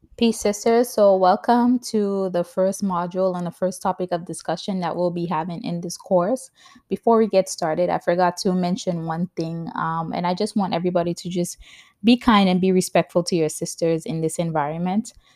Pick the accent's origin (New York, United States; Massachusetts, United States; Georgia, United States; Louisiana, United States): New York, United States; also born or lived in Saint Lucia; now in New Jersey, United States; I was born in the Caribbean in Saint Lucia. I grew up in New York, and I currently live in New Jersey with my husband and my toddler son.